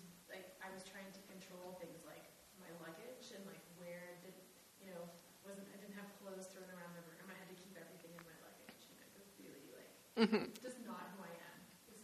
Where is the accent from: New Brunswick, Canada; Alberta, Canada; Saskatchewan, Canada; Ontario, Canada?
New Brunswick, Canada; Petitcodiac; I'm from Petticodiac, and I go to the German Church.